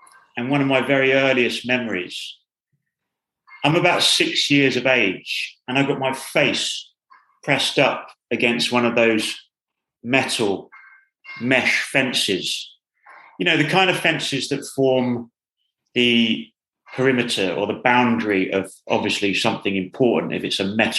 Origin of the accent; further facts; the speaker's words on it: Bedfordshire, East of England, United Kingdom; the town where I grew up in Bedfordshire